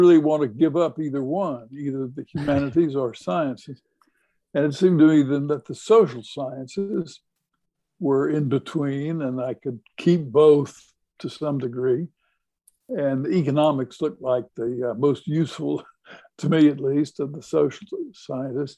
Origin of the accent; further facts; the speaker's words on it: Texas, United States; growing up in Texas